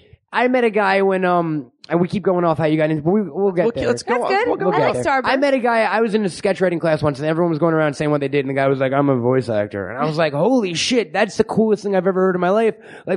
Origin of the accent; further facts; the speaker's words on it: New York, United States; New York. I'm from New York.